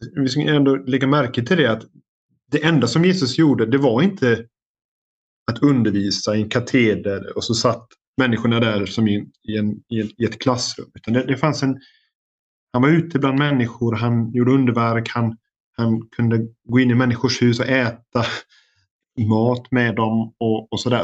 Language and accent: Swedish; Sweden; now in United States; som svensk